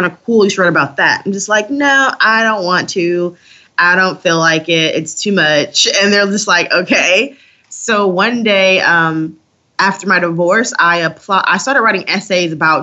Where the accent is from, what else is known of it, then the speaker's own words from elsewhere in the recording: Detroit, Michigan, United States; growing up in Detroit